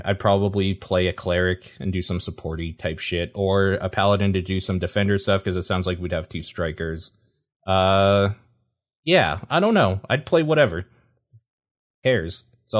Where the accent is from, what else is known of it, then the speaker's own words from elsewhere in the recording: Canada; I mean, I'm Canadian.